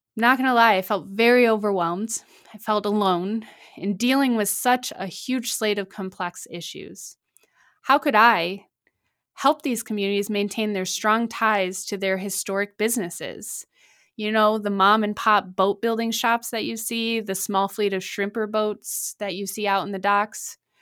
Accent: Michigan, United States; Grand Rapids, Michigan, my home state

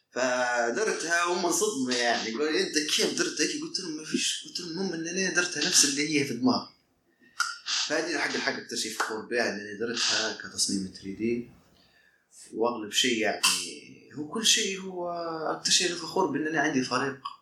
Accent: Libya; وانا ليبي

